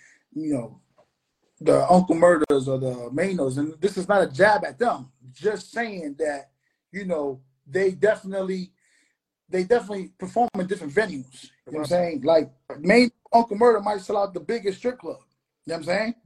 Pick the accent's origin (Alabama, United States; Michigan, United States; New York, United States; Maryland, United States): New York, United States; New York City; now in Florida, United States; I'm from New York